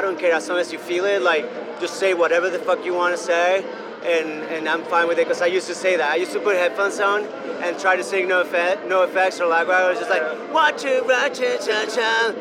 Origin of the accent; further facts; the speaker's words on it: Venezuela; first language Spanish; English is a second language; moved away as an adult; now in Brooklyn, United States; I grew up in Venezuela. I only speak in Spanish. Like I, I didn't. When I moved to the states, I was 18 years old, and I didn't know any English at all